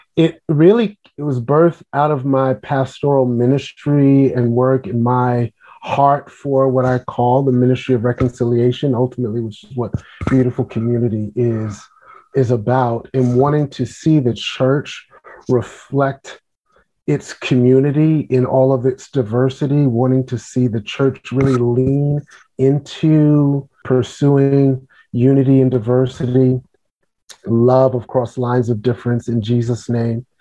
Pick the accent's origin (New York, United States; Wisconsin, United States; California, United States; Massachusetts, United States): New York, United States; New York City; now in Washington, D.C., United States; I am a native New Yorker. I grew up in Brooklyn, New York